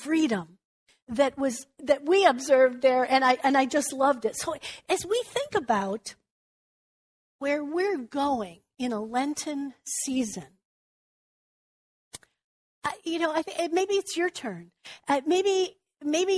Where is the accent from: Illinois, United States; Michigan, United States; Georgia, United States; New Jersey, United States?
Illinois, United States; Chicago; we grew up in Chicago